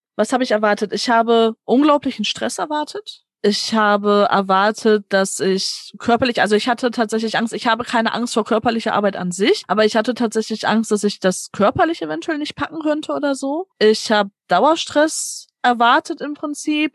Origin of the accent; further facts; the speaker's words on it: Gelsenkirchen, North Rhine-Westphalia, Germany; ich komme halt hier aus dem Ruhrgebiet auch, ne, ich bin gebürtige Gelsenkirchnerin